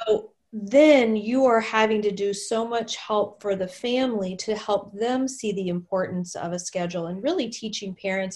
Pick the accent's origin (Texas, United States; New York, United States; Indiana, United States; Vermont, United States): Texas, United States; moved away as an adult; now in Minnesota, United States; I was new to Minnesota. I'm from Texas, and Minnesota was so different for me